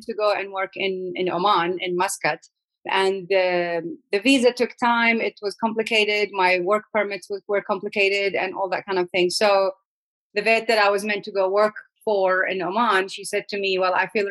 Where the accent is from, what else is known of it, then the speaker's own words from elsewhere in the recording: Iraq; I was born and raised in Iraq